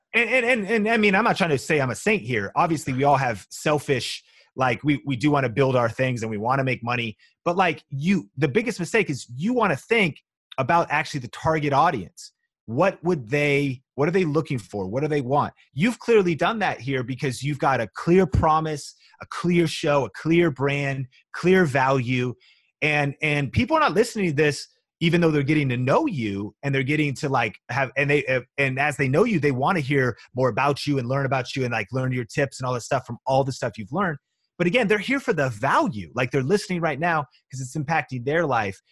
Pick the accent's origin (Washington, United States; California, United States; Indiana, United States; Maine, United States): Washington, United States; Marysville; moved away as an adult; also born or lived in Seattle / Las Vegas; people like me from a small town with no media connections, college dropout, you know, n, nobody in my family was in Hollywood or na, you know what I mean? Like, nobody was did, doing anything of the sort of thing I'm do, now a million subscribers and I'm from Marysville, Washington